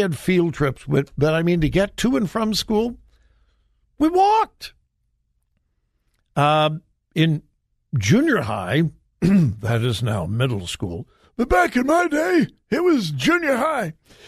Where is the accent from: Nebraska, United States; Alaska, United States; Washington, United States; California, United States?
California, United States; Los Angeles; now in Columbus, United States; growing up in the Los Angeles area